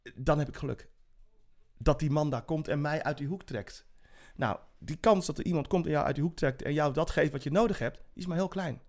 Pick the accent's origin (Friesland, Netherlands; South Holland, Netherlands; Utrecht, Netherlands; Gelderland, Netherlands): Utrecht, Netherlands; Zeist; also born or lived in Suriname; Ik ben opgegroeid in Zeist tussen de boerenkom met, met, met worst